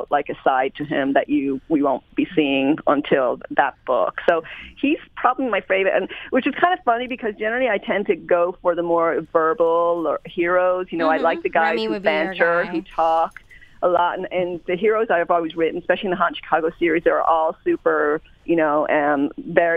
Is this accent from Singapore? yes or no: no; Ireland; I grew up in Ireland, so we kind of no choice, like soccer